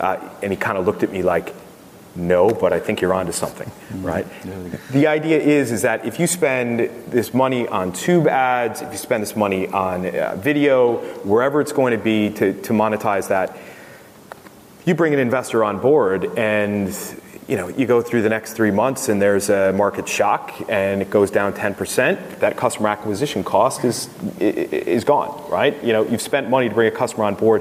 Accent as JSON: {"language": "English", "country": "United States", "accent": "American", "moved": "yes"}